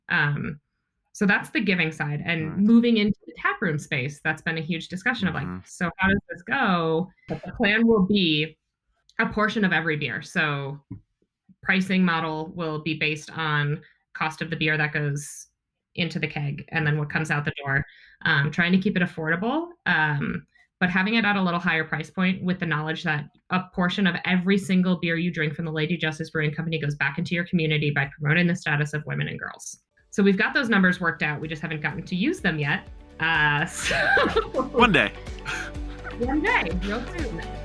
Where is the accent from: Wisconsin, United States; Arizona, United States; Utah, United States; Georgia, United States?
Wisconsin, United States; outside of Milwaukee; I grew up in outside of Milwaukee, Wisconsin